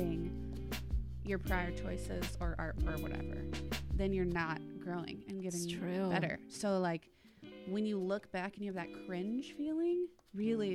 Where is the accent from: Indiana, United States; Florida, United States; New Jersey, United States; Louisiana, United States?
Indiana, United States; Kokomo; moved away as an adult; also born or lived in St. Louis, Missouri / Vermont; I'm from a tiny town in Indiana called Kokomo.